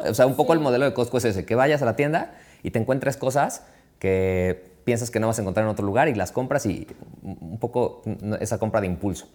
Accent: Mexico

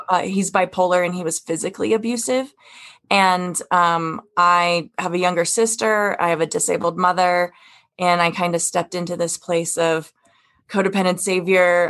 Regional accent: Wyoming, United States; I come from Wyoming

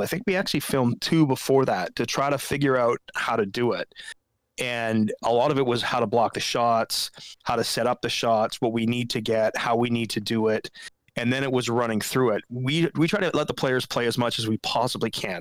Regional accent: West Coast, United States; I grew up on the West Coast

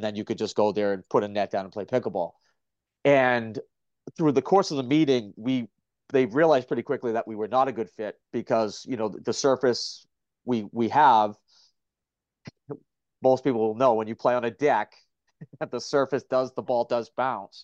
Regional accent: Gloucester, Massachusetts, United States; my hometown of Gloucester, Mass

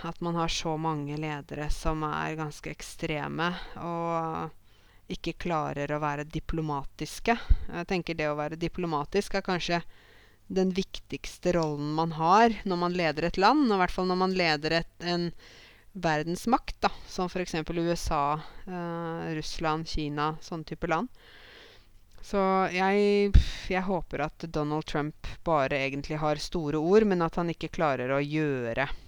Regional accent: Norway; for meg som nordmann

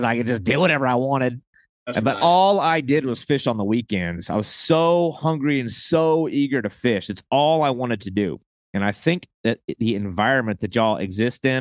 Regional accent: just north of Charleston, South Carolina, United States; my hometown just north of there

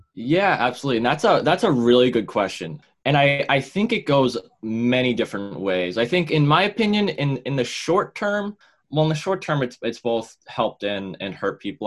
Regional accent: Woburn, Massachusetts, United States; I'm from Woburn, Massachusetts.

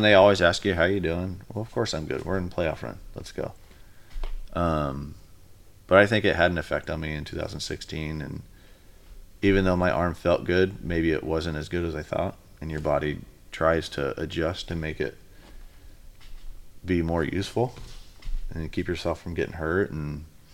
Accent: Sugar Land, Texas, United States; moved away as an adult; also born or lived in Arizona; now in Vancouver, United States; back where I grew up in Sugarland, and slept in the same bed I grew up in.

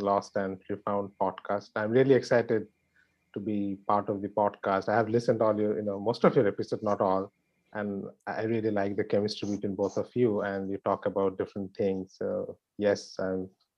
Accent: India; moved away as an adult; now in New York, United States; India, where I grew up

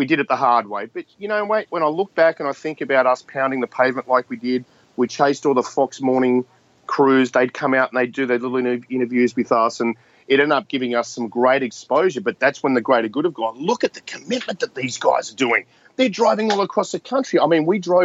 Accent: Australia; I'm an Australian.

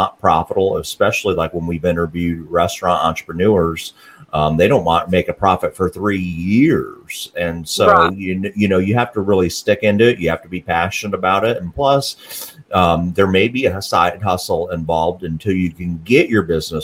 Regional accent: Morgan County area, Tennessee, United States; we grew up in the similar areas

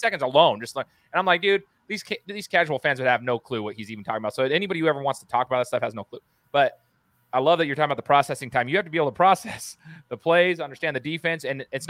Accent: Boise, Idaho, United States; I'm a Boise State grad, born and raised in Boise.

